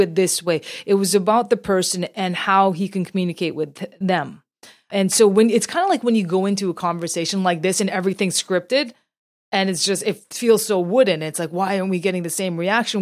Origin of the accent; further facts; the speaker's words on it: Canada; as a Canadian Asian, born here, but still with a very deep roots in my Korean heritage